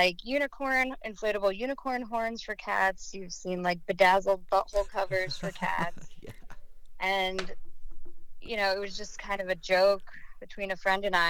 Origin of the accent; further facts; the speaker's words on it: New Jersey, United States; moved away as an adult; now in Denver, United States; I'm originally from New Jersey